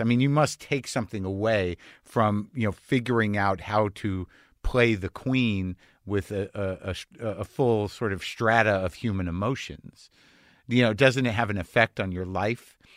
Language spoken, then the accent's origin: English; United States; as an American